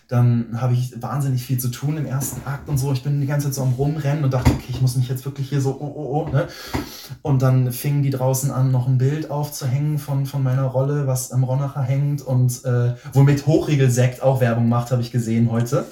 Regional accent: near Bielefeld, North Rhine-Westphalia, Germany; moved away as an adult; also born or lived in Berlin; ich komme aus der Nähe von Bielefeld

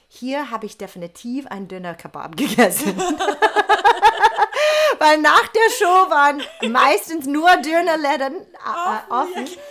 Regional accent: Texas, United States; German is a second language; moved away as an adult; also born or lived in New York / Möhringen; now in Germany; aus äh, Texas. Ne? Genau, genau. Ich habe kein Wort Deutsch gesprochen.

